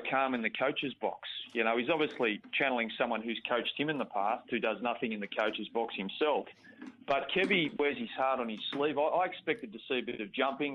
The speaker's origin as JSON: {"language": "English", "region": "Queensland", "country": "Australia", "said": "I'm in Sydney at the moment, and I'm a Queenslander"}